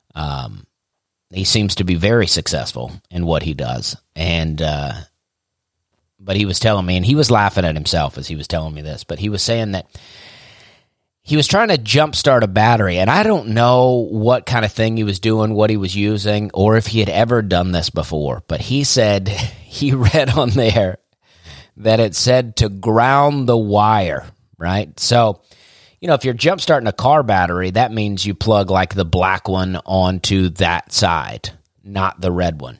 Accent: Opelika, Alabama, United States; born or raised there; moved away as an adult; also born or lived in Charleston, South Carolina

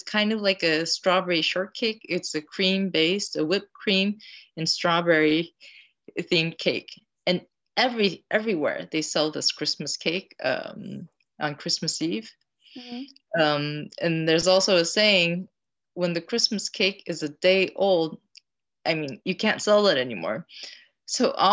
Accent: Tokyo, Japan; I grew up in Tokyo

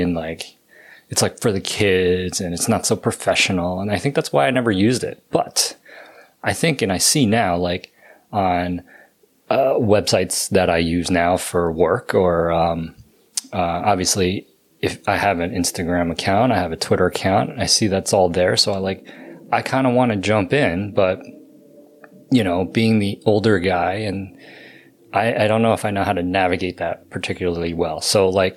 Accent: New Jersey, United States; we're from Jersey

